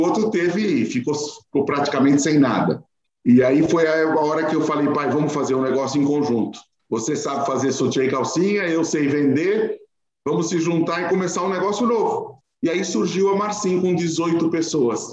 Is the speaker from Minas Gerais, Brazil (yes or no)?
no; São Paulo, Brazil; nós nascemos no Bom Retiro, na frente do Jardim da Luz, do lado da Estação da Luz, eu nasci por lá